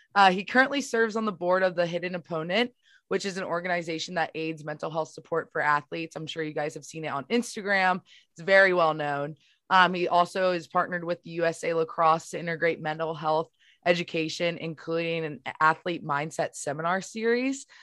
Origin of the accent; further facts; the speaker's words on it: Baltimore, Maryland, United States; I know we're from the same area, Baltimore